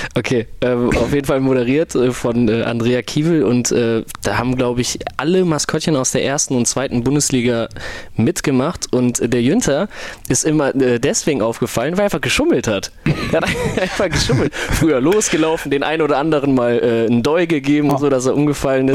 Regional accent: Krefeld, North Rhine-Westphalia, Germany

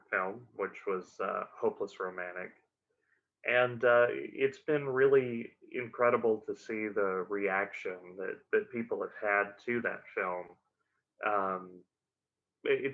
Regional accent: Hot Springs, Arkansas, United States; I was born and raised in Hot Springs, Arkansas

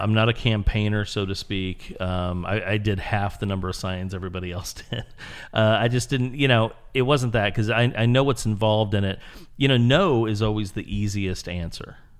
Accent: Springfield, Illinois, United States; moved away; also born or lived in Houston; originally I'm from Illinois.

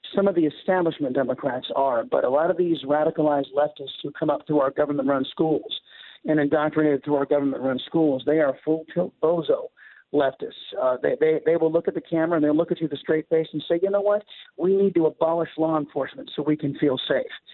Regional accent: San Diego, California, United States; now in Texas, United States; my hometown of San Diego

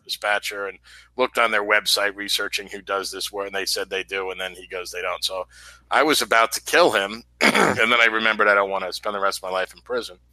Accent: New York City, New York, United States; born and raised in New York City

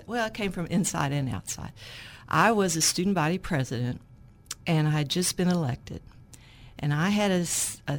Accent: Little Rock, Arkansas, United States; I grew up in Hillcrest

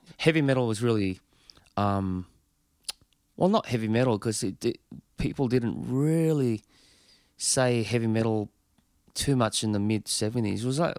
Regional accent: Australia; Being Australian.

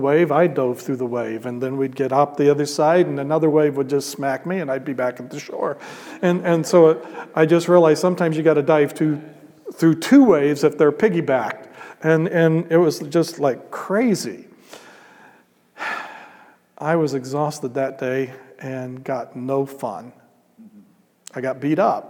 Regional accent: Midwest, United States; I'm a gringo from Midwest

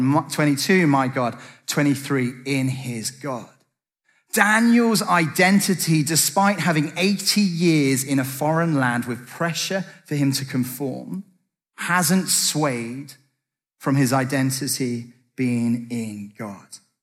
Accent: United Kingdom; I'm British

